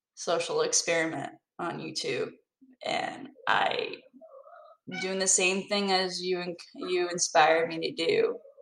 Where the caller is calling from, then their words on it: North Carolina, United States; I'm calling from North Carolina